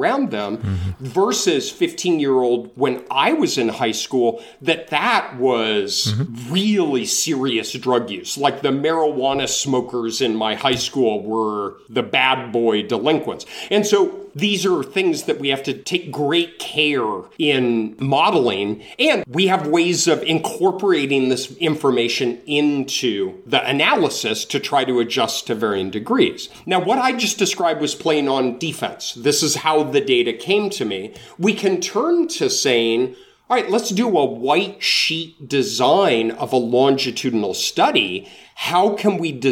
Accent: Denver, Colorado, United States; moved away as an adult; now in North Carolina, United States; I'm from Denver. I grew up in Denver, and I go home to see my family a couple of times a year

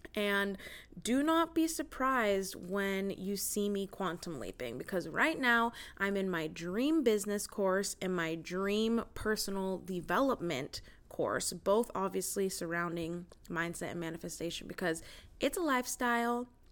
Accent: United States; as an American

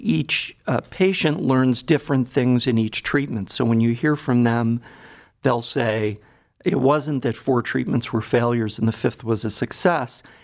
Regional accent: Cleveland, Ohio, United States; also born or lived in Boston; I grew up in Cleveland, so I'm a native Clevelander

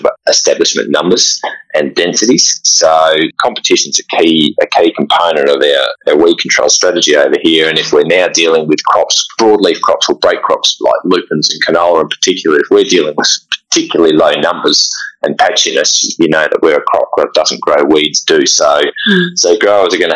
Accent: South Australia, Australia; moved away as an adult; also born or lived in Victoria; now in Geraldton, Australia; I grew up in South Australia, started working in Victoria, and pretty soon saw the light and shifted over to WA

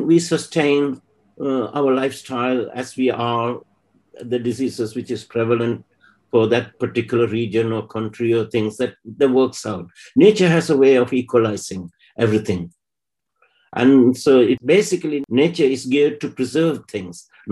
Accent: Sri Lanka; moved away as an adult; I come from Sri Lanka, which is a Southeast Asian country.

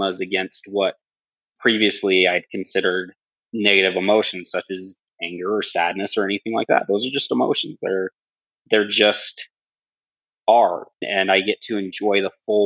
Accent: Southeast Idaho, United States; I grew up in Southeast Idaho

